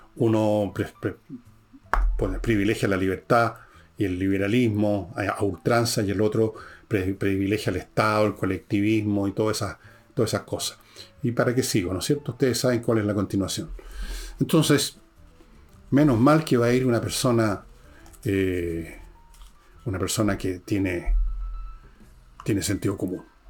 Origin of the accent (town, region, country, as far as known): Chile